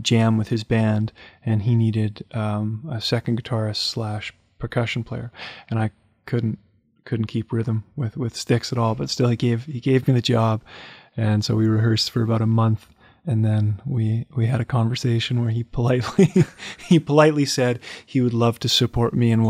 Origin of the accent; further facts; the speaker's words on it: Winnipeg, Manitoba, Canada; also born or lived in Portland, Oregon; I grew up in Winnipeg. I was born in Winnipeg